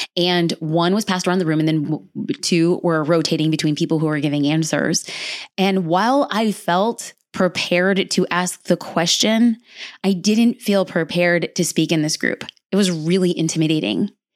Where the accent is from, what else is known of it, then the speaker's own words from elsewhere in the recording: Los Angeles, California, United States; I was born and raised in Los Angeles